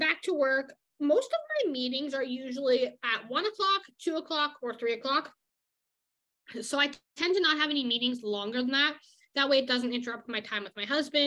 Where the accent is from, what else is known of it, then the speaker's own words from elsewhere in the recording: Canada; I'm the Canadian German woman here